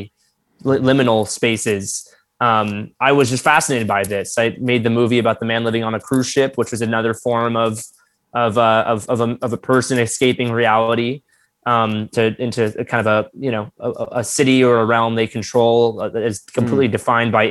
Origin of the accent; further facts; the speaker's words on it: Florida, United States; growing up in Florida, a very different form of Floridian